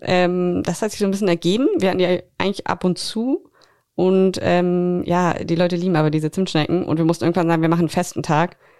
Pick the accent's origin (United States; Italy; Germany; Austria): Germany; Berlin; moved away as an adult; now in Greifswald, Germany; Ich komme eigentlich aus Berlin, bin vor ein paar Jahren nach Greifswald gezogen zum Studi zu, also zum Studieren